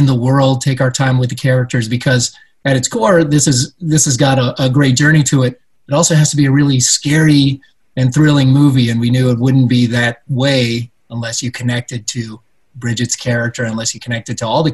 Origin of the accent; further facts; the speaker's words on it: Puerto Rico; I was born in Puerto Rico.